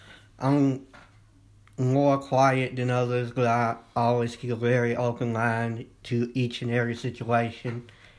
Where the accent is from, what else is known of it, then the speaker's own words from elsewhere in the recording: Jonestown, Mississippi, United States; Growing up in Jonestown, there weren't many opportunities, but my conservative values are really what motivates me, like down to my politics, my religion, my views on life